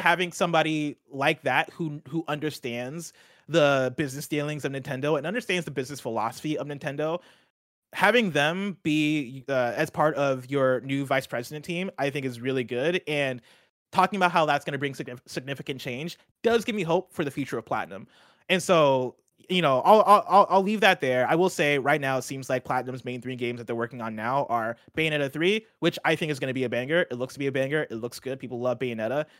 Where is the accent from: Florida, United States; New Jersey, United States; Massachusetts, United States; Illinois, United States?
Illinois, United States; Champaign; moved away; I grew up in Champaign, Illinois